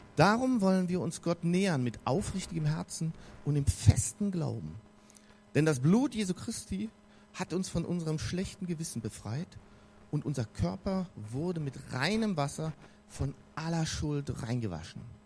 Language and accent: German; North Rhine-Westphalia, Germany; now in Bavaria, Germany; Gerade hier in Bayern und da, wo ich herkomme, in Nordrhein-Westfalen, ist das auch so eher so der klassische Fall, in der katholischen Kirche aufzuwachsen. Also ich bin da groß